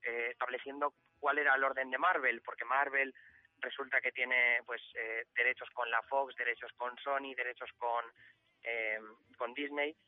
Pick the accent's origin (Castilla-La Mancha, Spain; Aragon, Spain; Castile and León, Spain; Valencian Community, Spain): Valencian Community, Spain; como somos de la Comunidad Valenciana